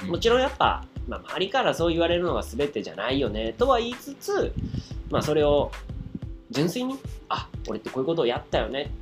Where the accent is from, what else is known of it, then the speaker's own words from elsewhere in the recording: Osaka, Japan; 俺大阪人。